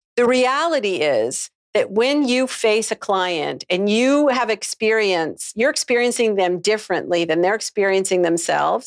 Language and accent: English; Canada; moved away; I'm from Canada originally.